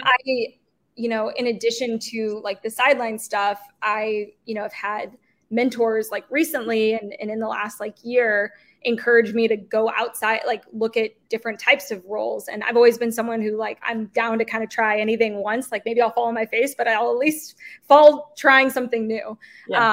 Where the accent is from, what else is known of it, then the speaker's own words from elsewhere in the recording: St. Louis, Missouri, United States; moved away as an adult; now in Kansas City, United States; I growing up in St. Louis playing soccer